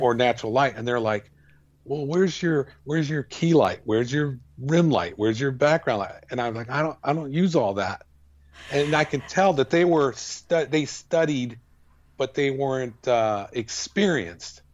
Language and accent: English; El Paso, Texas, United States; we grew up in El Paso